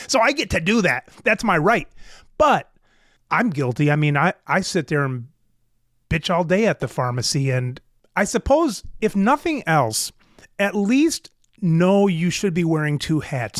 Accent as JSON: {"language": "English", "country": "United States", "said": "as an American male"}